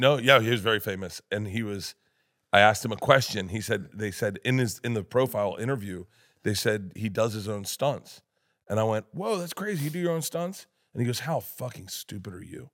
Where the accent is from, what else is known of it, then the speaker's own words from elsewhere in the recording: Florida, United States; I'm from Florida